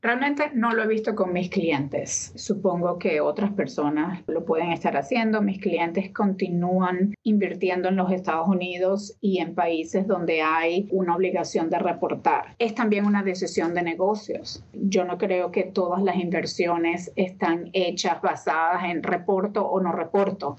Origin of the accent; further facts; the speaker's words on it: Venezuela; first language Spanish; moved away as an adult; now in United States; Yo me vine a este país hace más de 20 años y amo muchísimo a mi país, Venezuela